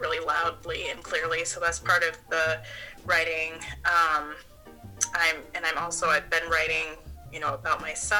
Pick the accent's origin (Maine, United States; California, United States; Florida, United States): Maine, United States; as a child growing up in Maine